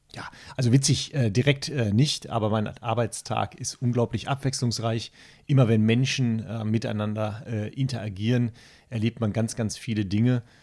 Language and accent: German; Castrop-Rauxel, North Rhine-Westphalia, Germany; now in Spiekeroog, Germany; ich komme mitten aus der äh, Kernzielgruppe, vielleicht hört man das auch, aus dem Ruhrgebiet, aus der schönen Stadt Kastrop-Rauxel